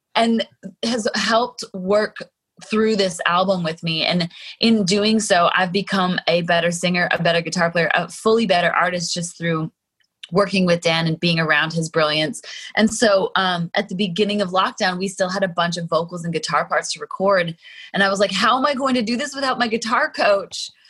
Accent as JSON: {"language": "English", "town": "Calgary", "region": "Alberta", "country": "Canada", "tie": "born or raised there", "moved": "yes", "said": "I was born and raised in mm. Calgary"}